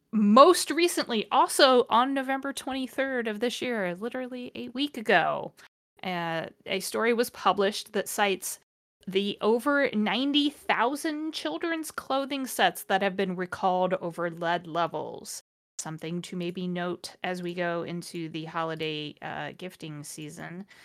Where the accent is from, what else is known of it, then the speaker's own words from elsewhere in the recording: Ohio, United States; My home state of Ohio